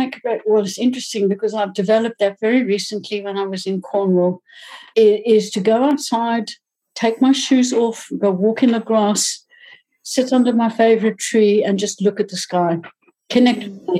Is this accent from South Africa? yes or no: yes; Johannesburg, Gauteng, South Africa